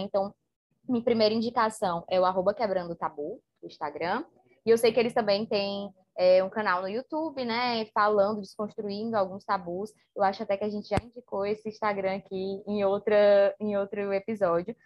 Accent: Ceará, Brazil; a gente aqui no Ceará tem muito um ditado de assim, ah, seja cabra macho

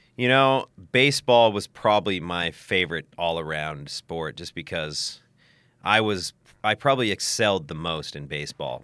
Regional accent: Salt Lake City, Utah, United States; accent: West Coast, Oregon, Californian; moved away as an adult; also born or lived in Portland, Oregon; now in Thailand; I was born in Salt Lake City, Utah, which is the capital of Utah

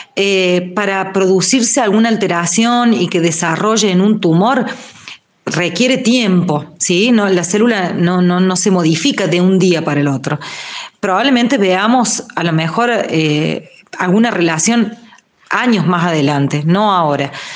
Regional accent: Río Cuarto, Córdoba, Argentina; moved away; yo soy de Río Cuarto, por ejemplo, hace un año y pico que no veo a mi familia de allá

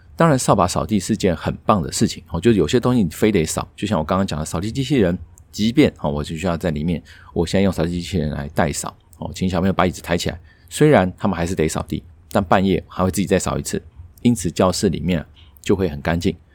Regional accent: Taiwan

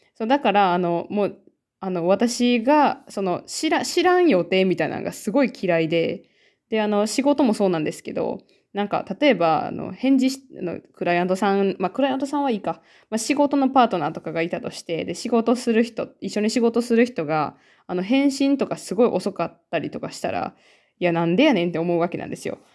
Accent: Japan; born or raised there; now in Finland

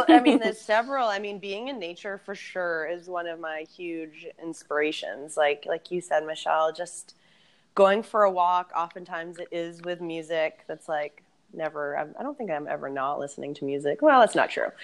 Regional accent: Boston, Massachusetts, United States; I'm from Boston

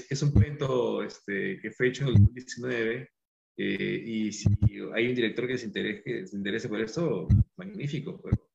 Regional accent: Peru; peruanos somos peruanos en cualquier parte

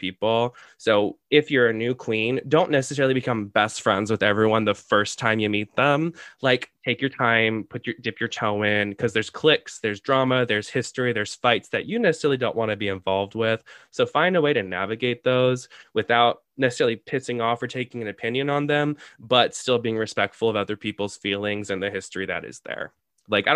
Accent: San Diego, California, United States; now in Chicago, United States; my hometown of San Diego

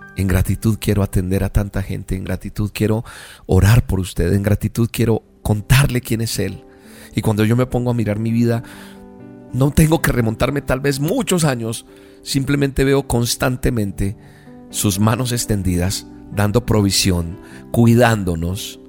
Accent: Bogotá, Colombia; en Colombia, mi tierra amada, en Bogotá

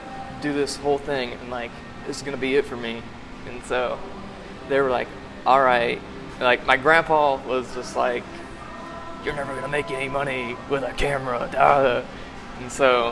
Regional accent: Butler, Missouri, United States; moved away; also born or lived in Kansas City / Springfield, Missouri; I was born in Kansas City, lived in a small town about south of Kansas City, Butler, Missouri

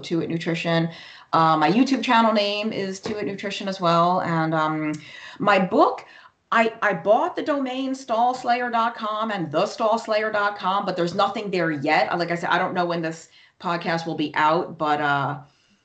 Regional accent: New York, United States; moved away; I was born and raised in New York

